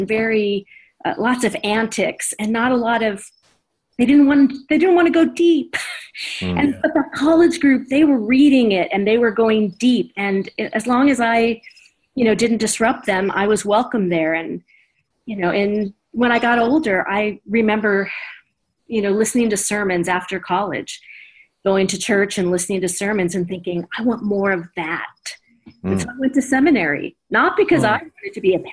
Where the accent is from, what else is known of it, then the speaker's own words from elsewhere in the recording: Orange County, California, United States; I grew up in Orange County, California